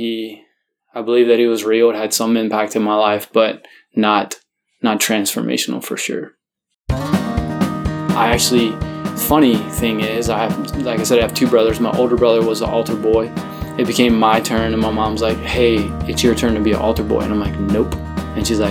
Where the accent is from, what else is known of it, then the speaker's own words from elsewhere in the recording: New Roads, Louisiana, United States; So I am from New Rose, Louisiana.